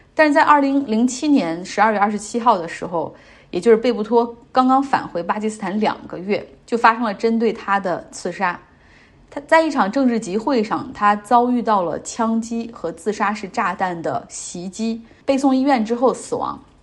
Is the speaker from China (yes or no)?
yes; China; 我们中国人对他有一个更加熟悉的名字哈